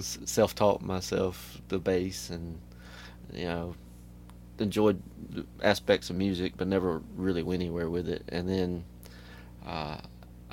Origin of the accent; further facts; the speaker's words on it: Pascagoula, Mississippi, United States; also born or lived in Hurley, Mississippi / Moss Point, Mississippi; I'm from the Gulf Coast, for sure, but I graduated high school from Hurley, Mississippi, but I was born in Moss Point, Pascagoula area.